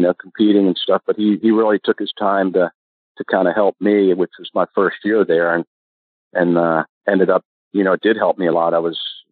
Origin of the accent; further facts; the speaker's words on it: Maryland, United States; I was from Maryland